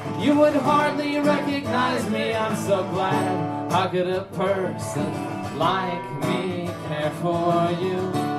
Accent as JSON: {"language": "English", "region": "Southern California", "country": "United States", "said": "we're from Southern California"}